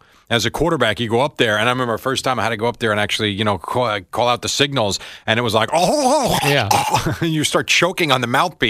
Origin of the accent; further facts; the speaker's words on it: Raritan, New Jersey, United States; my first game as a freshman quarterback was against Raritan High School, which was like my hometown growing up.